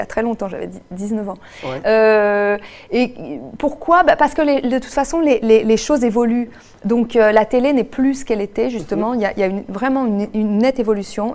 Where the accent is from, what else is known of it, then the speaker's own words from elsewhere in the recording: Quebec, Canada; moved away as an adult; now in France; depuis que j'ai quitté le Québec. Mais j'ai vraiment quitté, euh, en deux mille quatre